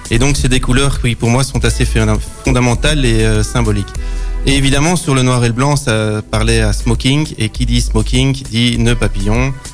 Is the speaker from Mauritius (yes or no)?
no; Brussels, Brussels-Capital Region, Belgium; moved away as an adult; now in Nivelles, Belgium; moi, je suis un, un, catch de Bruxelles